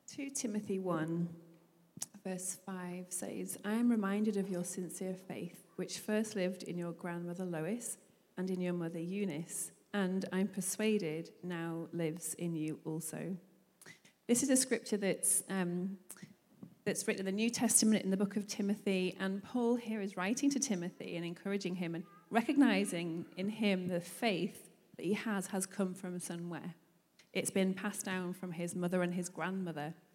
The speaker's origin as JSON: {"language": "English", "town": "Manchester", "region": "North West England", "country": "United Kingdom", "tie": "born or raised there", "said": "we grew up in Manchester in England"}